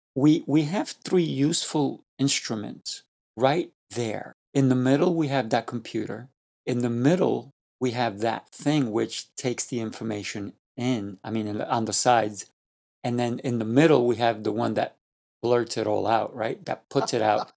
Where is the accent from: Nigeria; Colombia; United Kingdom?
Colombia; I am Colombian. I, I was born in Colombia